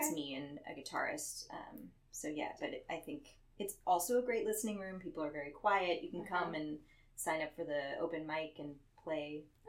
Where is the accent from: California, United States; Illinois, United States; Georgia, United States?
California, United States; Orange County; also born or lived in New York; I'm from here. I'm from Orange County.